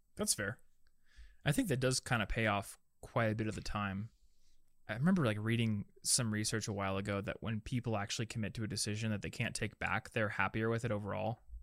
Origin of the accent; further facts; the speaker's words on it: Des Moines, Iowa, United States; I'm from Des Moines.